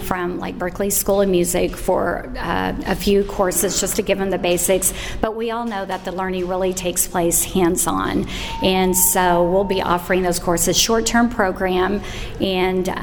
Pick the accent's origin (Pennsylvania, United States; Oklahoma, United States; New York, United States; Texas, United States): Oklahoma, United States; Tulsa; I'm from Tulsa